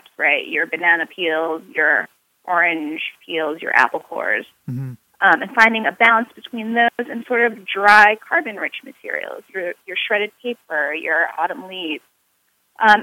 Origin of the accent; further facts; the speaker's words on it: New York City, New York, United States; I was born in New York City